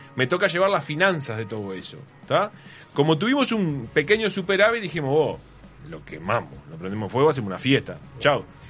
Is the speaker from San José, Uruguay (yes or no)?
yes; San José, Uruguay; born or raised there